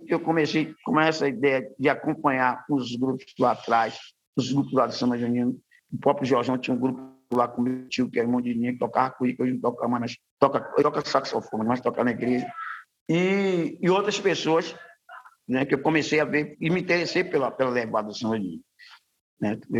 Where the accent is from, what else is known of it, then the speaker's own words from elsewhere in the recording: Salvador, Bahia, Brazil; Eu venho da comunidade de Ribeiro de Brotas